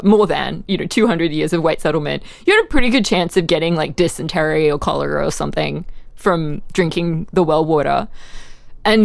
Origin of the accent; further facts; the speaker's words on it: Australia; I'm from Australia, where literally our prime minister in the 1980s, Bob Hawke, was the Guinness World Record holder for the fastest drinker of a yard glass of beer.